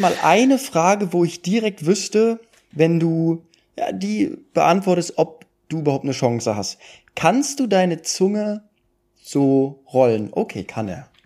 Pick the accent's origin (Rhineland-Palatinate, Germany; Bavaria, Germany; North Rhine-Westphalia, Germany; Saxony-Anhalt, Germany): North Rhine-Westphalia, Germany; Duisburg; ich komme ja aus Duisburg